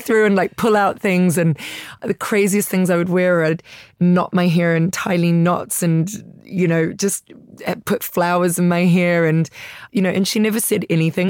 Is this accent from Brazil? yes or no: no; Italy; also born or lived in New York; now in London, United Kingdom; growing up in Italy.